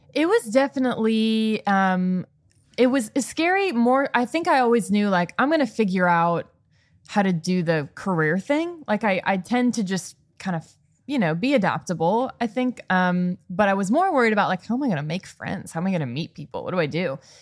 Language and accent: English; Chicago, Illinois, United States; moved away as an adult; also born or lived in Boston; I'm from born and raised in the Chicago suburbs